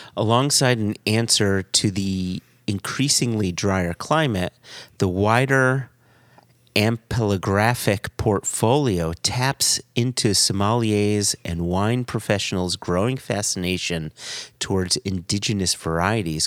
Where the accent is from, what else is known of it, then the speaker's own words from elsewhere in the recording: United States; As an American